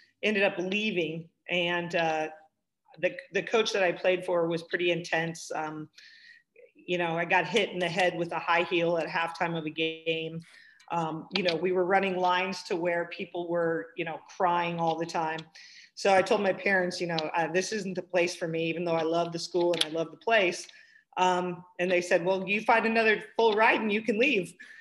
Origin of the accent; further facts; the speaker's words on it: Forest Grove, Oregon, United States; So I'm an Oregon native, born and raised in Forest Grove